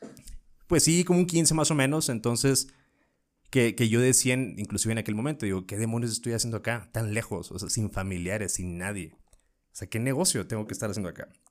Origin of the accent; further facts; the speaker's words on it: northern Mexico, Mexico; moved away as an adult; now in Mexico City, Mexico; En el norte